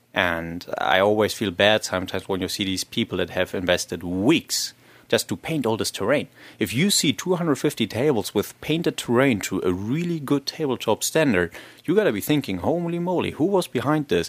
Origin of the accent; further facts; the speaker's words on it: Germany; I'm myself from Germany